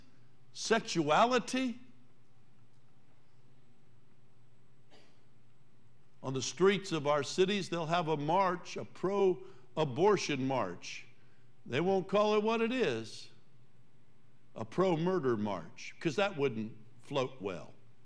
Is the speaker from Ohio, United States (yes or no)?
yes; Columbus, Ohio, United States; I remember growing up in Columbus